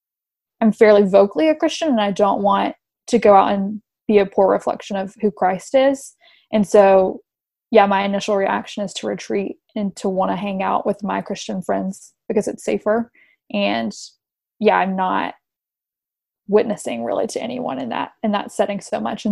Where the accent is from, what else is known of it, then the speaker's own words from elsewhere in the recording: Tennessee, United States; moved away as an adult; also born or lived in Texas; now in Washington, D.C., United States; I'm from Tennessee